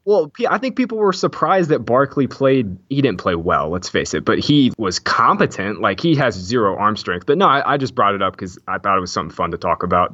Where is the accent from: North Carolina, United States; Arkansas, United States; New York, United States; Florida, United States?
Florida, United States; Jacksonville; I'm from Jacksonville